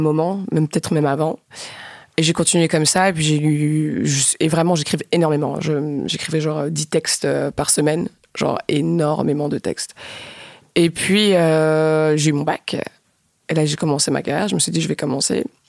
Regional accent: Rwanda; now in Belgium; j'ai grandi en Afrique. Notre culture, la culture en tout cas du Rwanda où j'ai fait mon adolescence

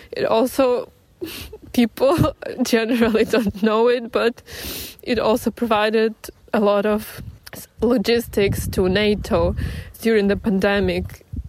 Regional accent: Kyiv, Ukraine; I was born and raised in Kiev. It is my hometown.

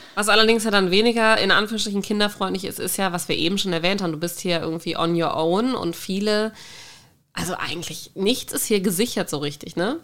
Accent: Germany; now in Norway; Ich überlege die ganze Zeit, wie wir uns da als Deutsche rächen können

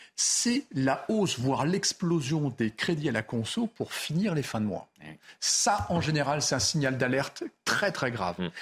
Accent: Loir-et-Cher, Centre-Val de Loire, France; je viens du Loir-et-Cher

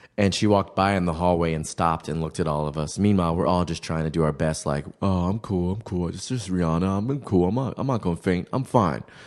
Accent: Baltimore, Maryland, United States; moved away as an adult; now in New York, United States; growing up in Baltimore was interesting

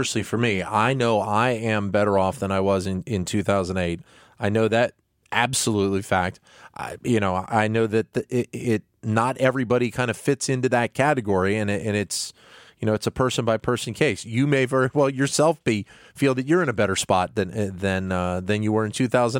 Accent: United States; as an American

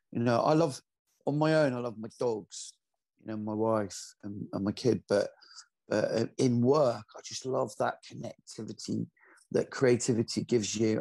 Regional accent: Glasgow, Scotland, United Kingdom; moved away; I'm originally from Glasgow

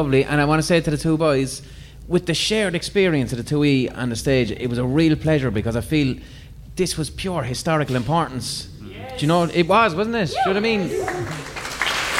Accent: Limerick, Munster, Ireland; I'm from Limerick

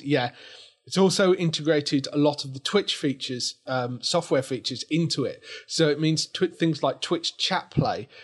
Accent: England, United Kingdom; we're English

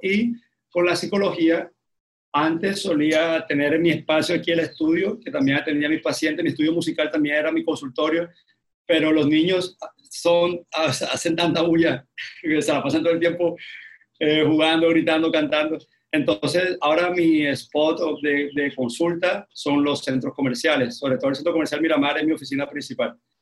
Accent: Barranquilla, Atlántico, Colombia; yo soy barranquillero

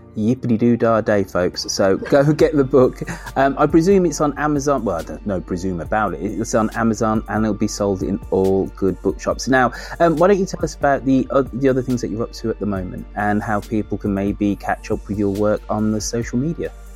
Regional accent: United Kingdom; I'm a Brit

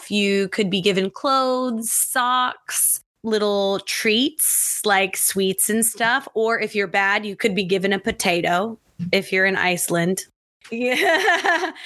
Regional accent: Midwest, United States; now in Japan; I'm from the Midwest

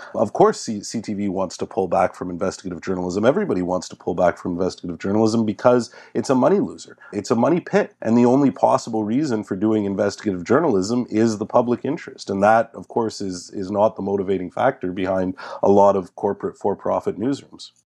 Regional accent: Montreal, Quebec, Canada; my hometown newspaper, the Montreal Gazette

